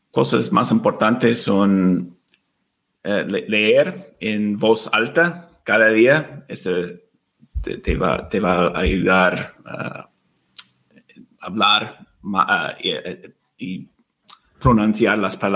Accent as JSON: {"language": "Spanish", "region": "California", "country": "United States", "tie": "born or raised there", "also_born_or_lived": "Argentina / Mexico", "second_language": "Spanish", "lives_now": "Spain", "said": "y ahora vivimos en España, pero hemos vivido en Argentina y México y yo crecí en los Estados Unidos, en muchos estados. Eh, pasé mucho tiempo en California, por ejemplo."}